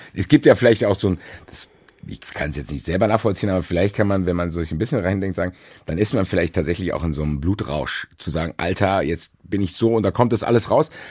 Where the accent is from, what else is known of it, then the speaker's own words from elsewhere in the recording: Frankfurt, Hesse, Germany; ich bin Frankfurter